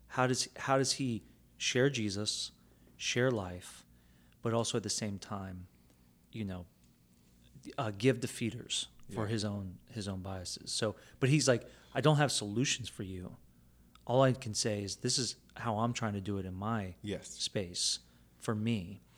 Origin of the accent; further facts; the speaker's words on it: Philippines; because I'm Filipino, you know?